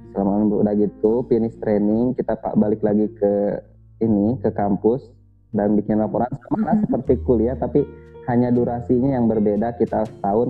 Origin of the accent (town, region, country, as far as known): Indonesia; born or raised there; moved away as an adult